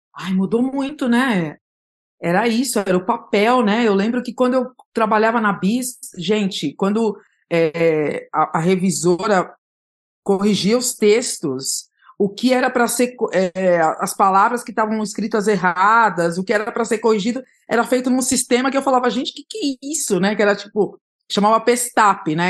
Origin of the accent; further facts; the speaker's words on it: São Paulo, Brazil; eu sou de São Paulo, eu nasci na Zona Leste de São Paulo, no, na Vila Carrão, mas eu fui criada no Jardim Aricanduva, que é um bairro próximo